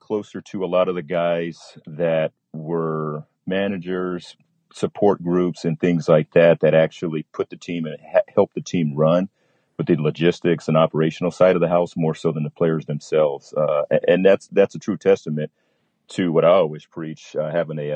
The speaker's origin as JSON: {"language": "English", "town": "Sacramento", "region": "California", "country": "United States", "tie": "born or raised there", "also_born_or_lived": "Stockton, California", "said": "got transferred up to Sacramento. I was pretty much raised. I call that my home"}